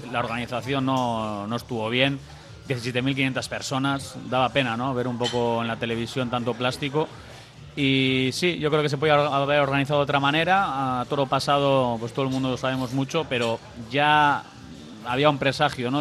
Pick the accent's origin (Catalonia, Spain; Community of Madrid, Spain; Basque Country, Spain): Basque Country, Spain